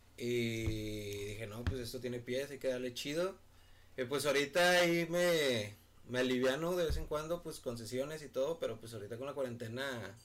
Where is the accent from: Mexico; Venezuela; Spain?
Mexico; Monterrey, Nuevo León; soy aquí de Monterrey, Nuevo León.